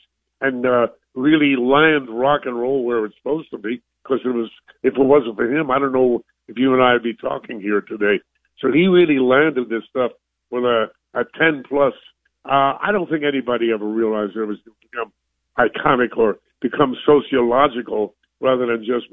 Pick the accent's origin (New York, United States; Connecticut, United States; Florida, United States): New York, United States; New York City; I'm a kid from New York. I'm a Brooklyn kid